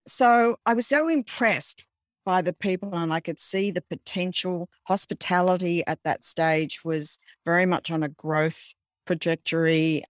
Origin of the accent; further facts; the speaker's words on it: Australia; being an Australian